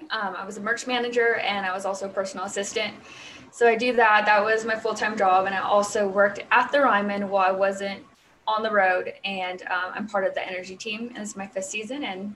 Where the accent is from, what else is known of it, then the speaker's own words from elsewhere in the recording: California, United States; California. So Southern California.